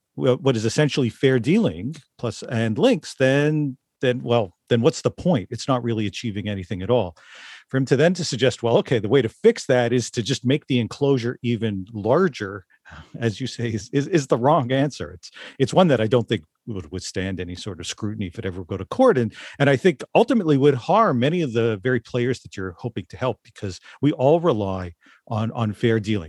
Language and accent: English; Toronto, Ontario, Canada; growing up in Toronto